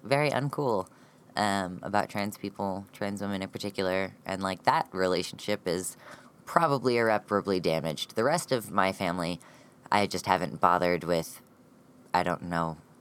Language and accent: English; United States; an American transmasculine, non binary, genderqueer person.